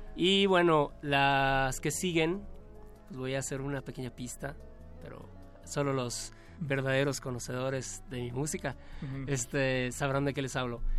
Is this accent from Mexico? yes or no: yes; Yucatán, Mexico; me siento más yucateco